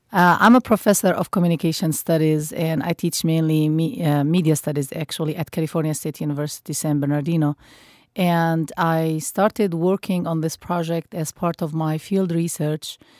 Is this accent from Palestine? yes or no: yes; West Bank, Palestine; first language Arabic; English is a second language; moved away as an adult; now in United States; I actually was born and lived most of my life in historical Palestine under Israeli occupation, and I speak the language. I'm multilingual, but you know Arabic is my native language